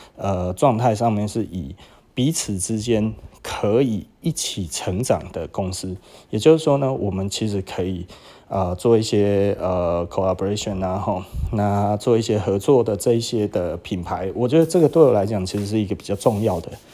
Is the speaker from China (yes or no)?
no; Taiwan; 我们台湾